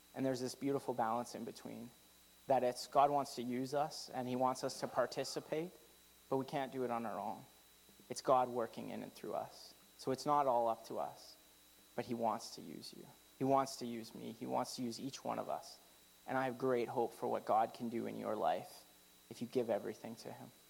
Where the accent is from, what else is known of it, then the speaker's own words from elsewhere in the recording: Canada; I'm very Canadian